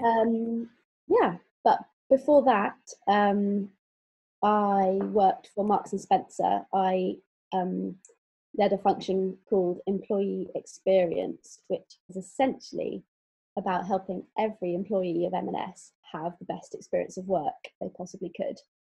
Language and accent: English; Exeter, South West England, United Kingdom; also born or lived in London; now in Bristol, United Kingdom; I'm from Exeter